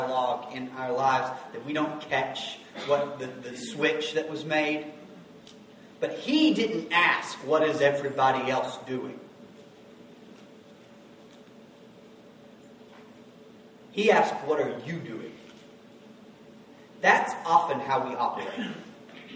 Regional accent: the South, United States; we're from the South, so we say Baal

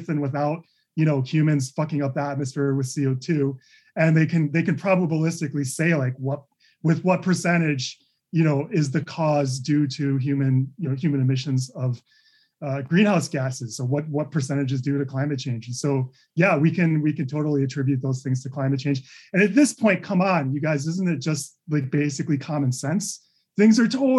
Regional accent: Chicago, Illinois, United States; moved away; I grew up in Chicago

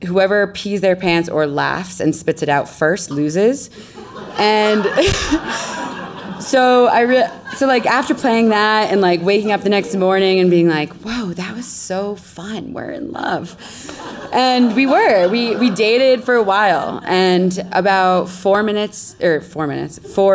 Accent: Connecticut, United States; moved away as an adult; also born or lived in Caribbean; I grew up in Connecticut

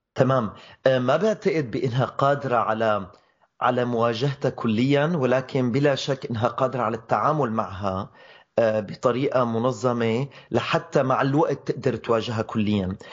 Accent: Syria

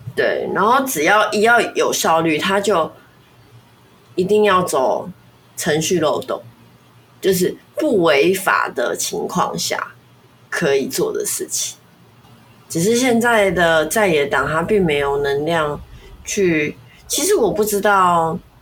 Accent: Taiwan; 我还是觉得我是中国人这样子的意思。我不会觉得我，我不会觉得我是台湾人，所以不是中国人

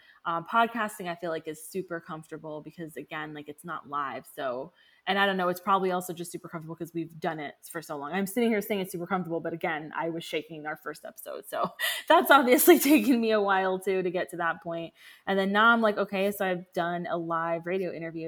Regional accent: Orlando, Florida, United States; my hometown

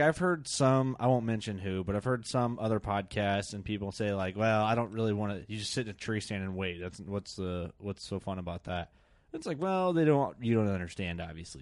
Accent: Illinois, United States; we're all from Illinois in here

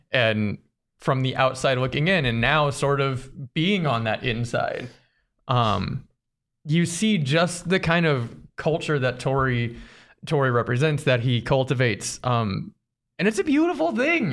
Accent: Arizona, United States; born and raised in Arizona

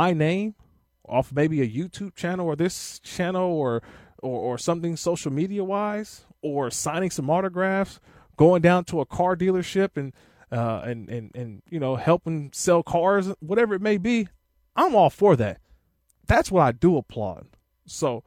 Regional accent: Oakland, California, United States; I grew up in Northern California, played at Bishop O'Dowd High School in Oakland

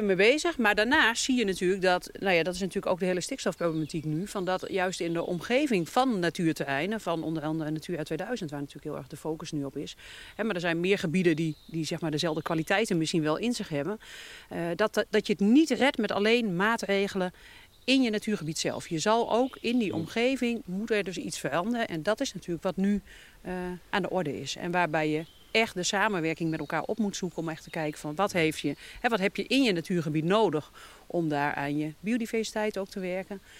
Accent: Veluwe, Gelderland, Netherlands; now in Groningen, Netherlands; ik kom van de Veluwe. Dus dit is meer het landschap van mijn jeugd

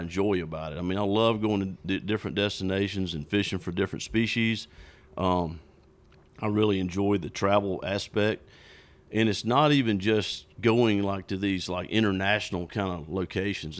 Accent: South Georgia, United States; I grew up in South Georgia, bass fishing.

